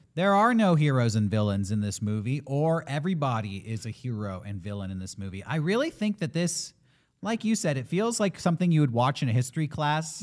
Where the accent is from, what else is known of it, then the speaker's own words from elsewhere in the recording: United States; as an American